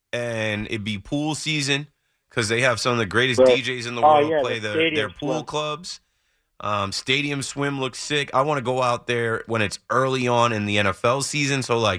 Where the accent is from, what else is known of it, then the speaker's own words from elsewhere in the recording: Atlantic City, New Jersey, United States; I grew up in Atlantic City.